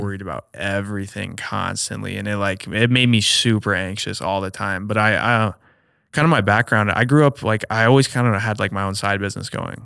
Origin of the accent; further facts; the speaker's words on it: Omaha, Nebraska, United States; also born or lived in Ames, Iowa; back home, born and raised in Omaha, so I'm back home right now